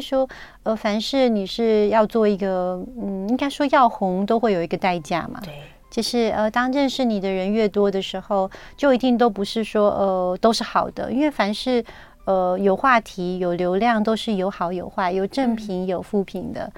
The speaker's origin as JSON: {"language": "Chinese", "country": "Taiwan", "said": "我们台湾人真的很急"}